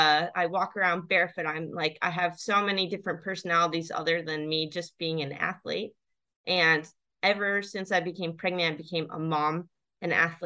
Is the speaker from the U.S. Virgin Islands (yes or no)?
yes; U.S. Virgin Islands; I grew up in the Virgin Islands with 80% of Black people, and I don't think I ever saw a Black sailor except for Don from a different island.